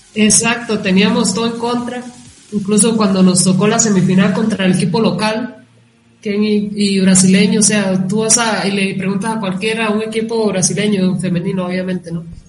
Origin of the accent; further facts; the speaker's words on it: Costa Rica; accent: Tico; moved away as an adult; also born or lived in Finland; now in Colombia; los ticos tenemos un acento muy, nos diferencia mucho